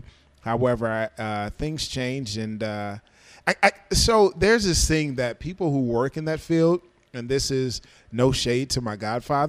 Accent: Decatur, Illinois, United States; also born or lived in Clarksdale, Mississippi / Champaign, Illinois; now in Chicago, United States; So I was born there, raised in the central Illinois area, Decatur, Illinois, to be specific. And I was raised there my entire life, and then things changed, and after high school, went to school in the Champaign area

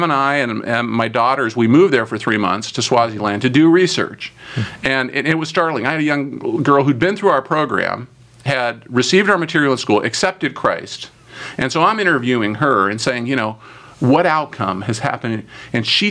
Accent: United States; I'm an American

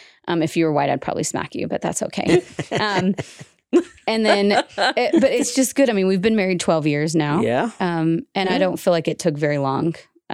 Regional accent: the South, United States; moved away; also born or lived in Utah; as a Southerner

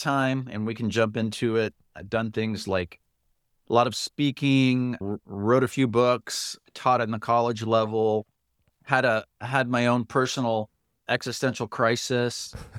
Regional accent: Miami, Florida, United States; also born or lived in Panama / Puerto Rico; I was born in Panama, lived in Puerto Rico, grew up in Miami.

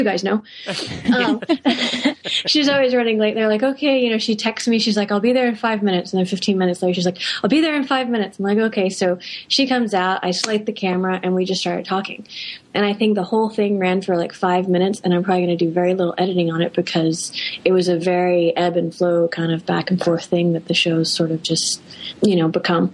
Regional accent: United States; being an American

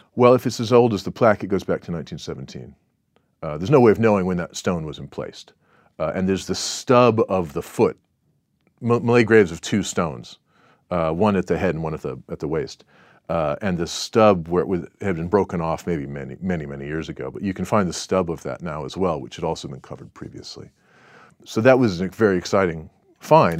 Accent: Southern California, United States; moved away as an adult; now in Singapore; where I grew up in Southern California

